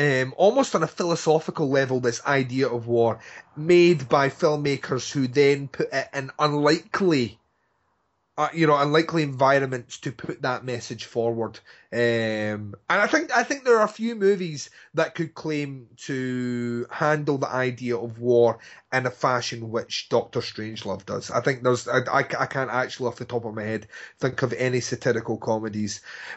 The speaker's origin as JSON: {"language": "English", "region": "Scotland", "country": "United Kingdom", "said": "I want it read out in my eulogy, which you will read out because I'm Scottish"}